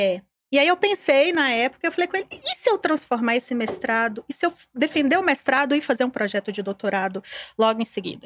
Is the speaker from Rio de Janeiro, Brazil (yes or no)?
no; Caraí, Minas Gerais, Brazil; eu sou mineira, sou de uma cidade do interior. É, a minha cidade fica no Vale do Jequitinhonha, chama Caraí, tem 20 mil habitantes